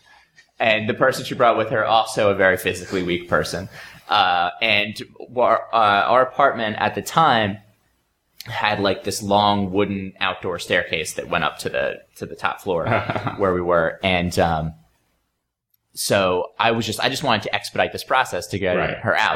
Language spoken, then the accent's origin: English; New Jersey, United States; moved away as an adult; I'm from New Jersey originally